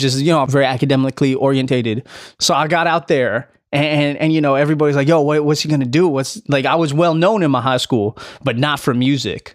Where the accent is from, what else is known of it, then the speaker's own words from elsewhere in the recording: Delaware, United States; moved away as an adult; also born or lived in Highland Park, Illinois / Los Angeles, California; Grew up in Delaware, though. I spent my most formative years from, from, like, six to eighteen